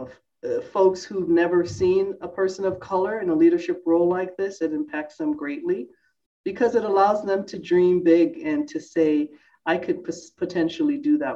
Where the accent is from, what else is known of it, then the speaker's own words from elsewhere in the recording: New York City, New York, United States; now in Albany, United States; I grew up in Brooklyn, New York